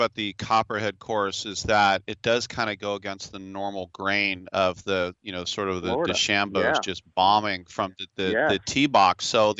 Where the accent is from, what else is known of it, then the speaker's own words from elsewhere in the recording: Oakland, California, United States; I'm from Oakland